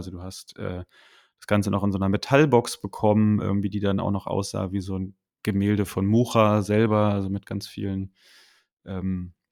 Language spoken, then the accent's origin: German; Berlin, Germany; oder ich als Berliner, ich hätte dir Darmstadt auch nicht auf der Karte zeigen können oder sowas.